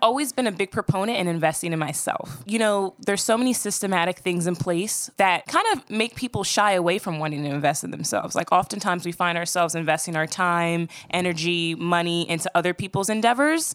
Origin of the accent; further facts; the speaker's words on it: Voorhees, New Jersey, United States; I grew up in South Jersey, about fifteen minutes outside of Philly